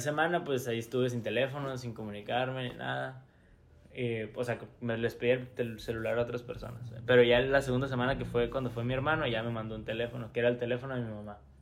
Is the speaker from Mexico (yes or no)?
yes; Hermosillo, Sonora, Mexico; somos de Hermosillo